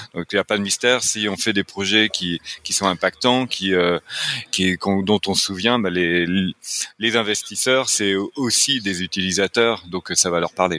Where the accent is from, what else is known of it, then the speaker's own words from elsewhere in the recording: France; accent: French (France); now in Quebec, Canada; je suis québécois, mais avec un accent français, donc bien de l'autre côté de l'Atlantique